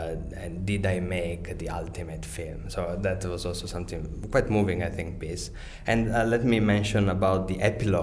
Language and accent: English; Venice, Veneto, Italy; moved away; also born or lived in London; I'm originally from Italy and from Venice.